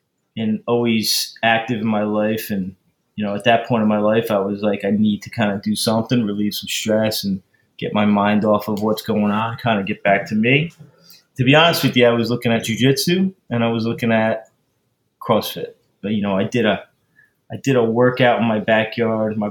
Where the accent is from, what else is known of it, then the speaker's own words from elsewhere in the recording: Northern New Jersey, United States; moved away as an adult; moved up back to my hometown in Northern New Jersey